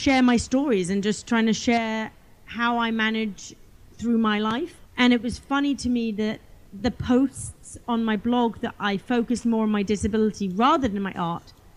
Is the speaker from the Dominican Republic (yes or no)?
no; England, United Kingdom; I grew up in England and we had some land on our property